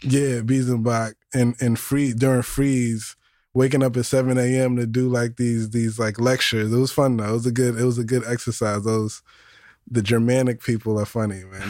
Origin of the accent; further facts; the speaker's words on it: New York City, New York, United States; also born or lived in Yonkers / East Harlem / Co-op City; I was born in the Bronx, Our Lady of Mercy